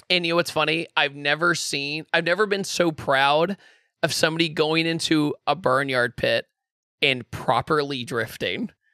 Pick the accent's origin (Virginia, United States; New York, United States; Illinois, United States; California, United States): Virginia, United States; Richmond; moved away; I'm originally from Richmond, Virginia